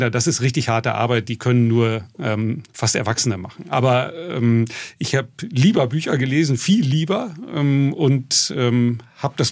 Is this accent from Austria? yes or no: no; North Rhine-Westphalia, Germany; Genau, in der Bauernschaft, wo ich groß geworden bin, also im Münsterland, sind die Höfe nicht im Dorf, sondern stehen allein in der Flur.